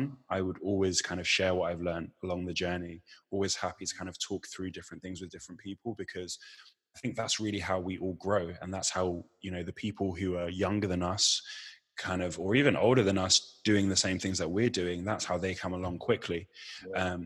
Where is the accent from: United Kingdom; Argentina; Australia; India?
United Kingdom; Chichester, South East England; I grew up in West Sussex. I went to school in West Sussex in Chichester